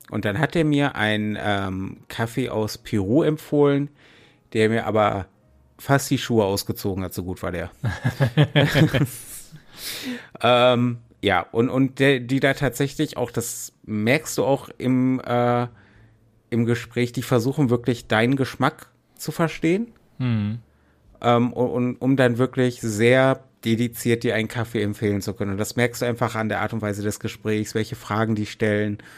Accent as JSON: {"language": "German", "town": "Essen", "region": "North Rhine-Westphalia", "country": "Germany", "tie": "born or raised there", "said": "da komme ich jetzt wieder zurück nach Essen in meine Heimatstadt"}